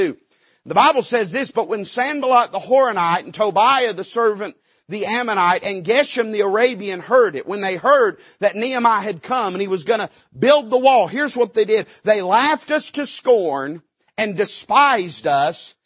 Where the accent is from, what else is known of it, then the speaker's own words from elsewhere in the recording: Appalachia, United States; I'm an Appalachian American